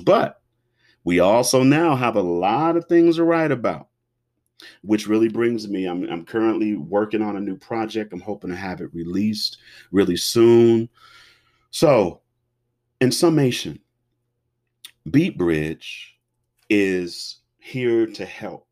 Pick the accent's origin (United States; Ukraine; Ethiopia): United States; Cincinnati, Ohio; I was born and raised in Cincinnati, Ohio